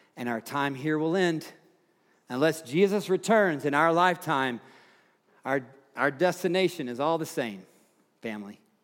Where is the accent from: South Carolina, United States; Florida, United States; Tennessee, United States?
Tennessee, United States; now in Fort Collins, United States; Tennessee, my home state